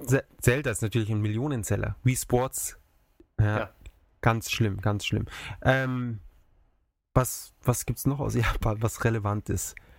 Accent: Munich, Bavaria, Germany; bei uns in München, in der Maximilianstraße

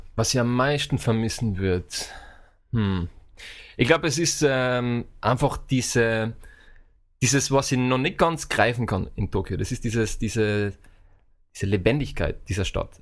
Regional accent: Austria; now in Vienna, Austria; wie man vielleicht an meinem Dialekt, äh, an meiner Aussprache jetzt unschwer erkennen kann. Ich komme aus Österreich ursprünglich, äh, aus äh, eher dem ländlichen Bereich und äh, lebe seit fünf Jahren in Wien

